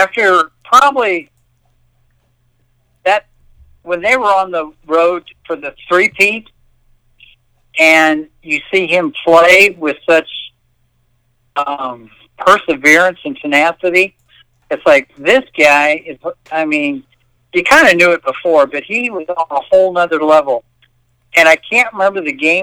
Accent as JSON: {"language": "English", "region": "Indiana", "country": "United States", "said": "we're from Indiana"}